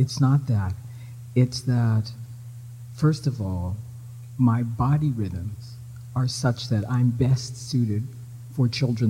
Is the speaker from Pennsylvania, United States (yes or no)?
yes; Philadelphia, Pennsylvania, United States; moved away as an adult; also born or lived in Canada; now in Sackville, Canada; I was living in Philadelphia. Philadelphia? Yeah, I was born in Philadelphia.